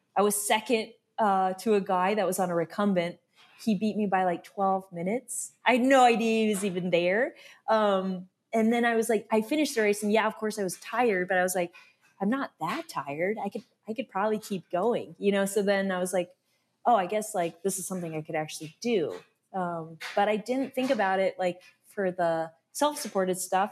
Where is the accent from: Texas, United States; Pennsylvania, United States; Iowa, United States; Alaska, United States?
Alaska, United States; moved away as an adult; also born or lived in Tacoma, Washington; now in Tucson, United States; I grew up in Alaska